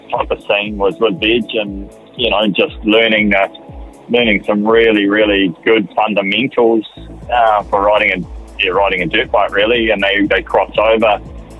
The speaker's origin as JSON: {"language": "English", "country": "New Zealand", "said": "I put myself in that category as a Kiwi rider"}